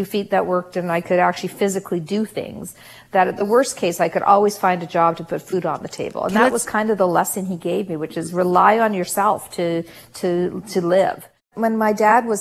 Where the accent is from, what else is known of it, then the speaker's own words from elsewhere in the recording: Canada; also born or lived in South Africa; We literally had $50 to our family's name when we came to Canada from South Africa. I was not quite 3 years old